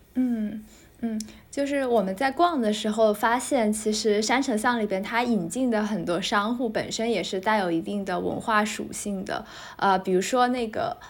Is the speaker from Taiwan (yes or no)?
no; Chongqing, China; 像我自己作为一个重庆人